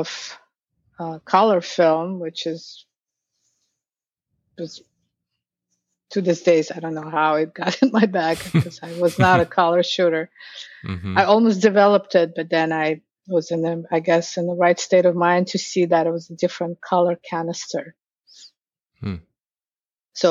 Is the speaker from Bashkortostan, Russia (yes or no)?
yes; Ufa, Bashkortostan, Russia; moved away as an adult; now in New York City, United States; in Russia, I'm from Ufa. It's the capital of Bashkortostan, on tip of the Ural Mountains in Russia.